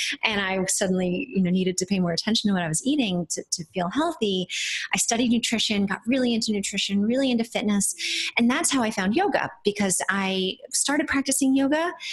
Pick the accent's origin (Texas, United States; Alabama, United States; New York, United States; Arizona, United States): New York, United States; New Paltz; I grew up on a farm upstate, not that far upstate, about 90 miles north of New York City, around New Paltz, New York.